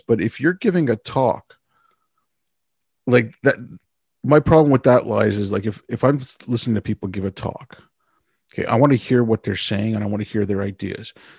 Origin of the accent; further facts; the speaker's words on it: Canada; the only thing Canadians are proud of is that we're not Americans